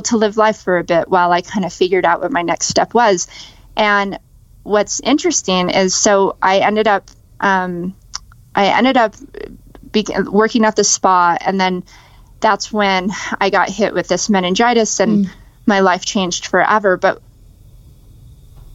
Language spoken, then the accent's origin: English; Las Vegas, Nevada, United States; born or raised there